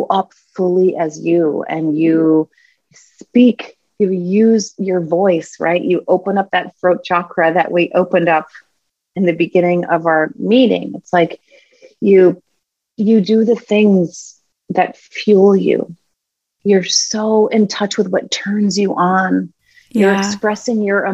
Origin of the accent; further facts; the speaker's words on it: New Hampshire, United States; as a kid, I grew up in New Hampshire